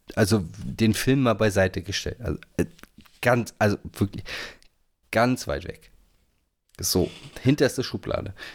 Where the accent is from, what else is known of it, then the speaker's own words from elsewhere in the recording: Northern Germany, Germany; als Norddeutscher